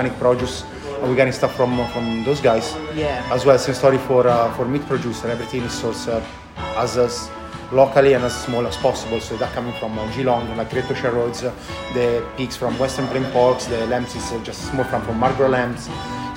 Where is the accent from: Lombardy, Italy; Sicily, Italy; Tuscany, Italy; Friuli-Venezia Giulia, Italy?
Tuscany, Italy; English is a second language; moved away as an adult; also born or lived in London / Sydney; now in Melbourne, Australia; I grew up in the countryside in a little farm